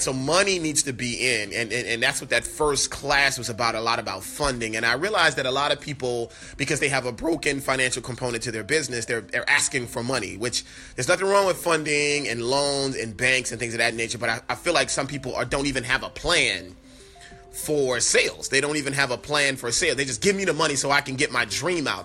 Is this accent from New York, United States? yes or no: no; New Orleans, Louisiana, United States; born or raised there; moved away